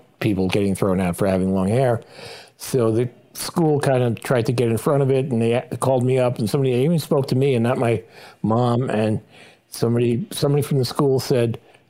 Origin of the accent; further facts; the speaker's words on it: New York City, New York, United States; also born or lived in Manhattan; I was born in Manhattan in Harlem Hospital, which is at the time was called Sloan Hospital for Women. And I grew up in Brooklyn